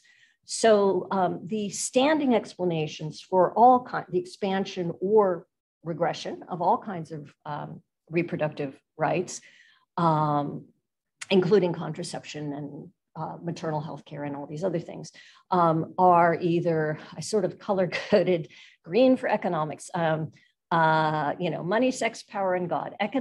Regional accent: United States; an American political scientist

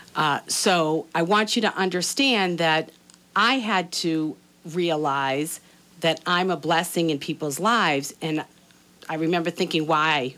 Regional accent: Boston, Massachusetts, United States; moved away as an adult; also born or lived in Atlanta; now that I'm back in Boston

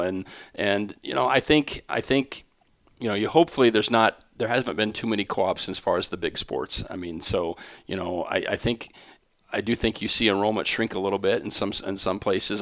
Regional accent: Grundy Center, Iowa, United States; I'm from Grundy Center, Iowa

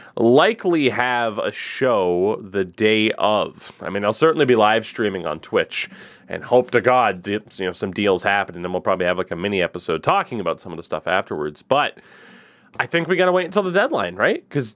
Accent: Canada; And as you said, problem, I'm Canadian.

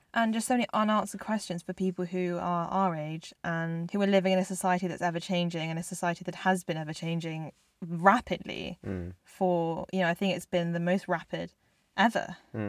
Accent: South Korea; born there; I am half South Korean, and I was born in South Korea, and that is me.

